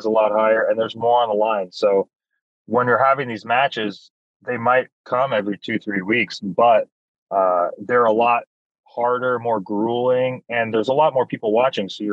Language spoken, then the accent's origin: English; Hamilton, Ontario, Canada; I'm from Hamilton, Ontario, Canada, and I have made sure my entire career to be announced from Hamilton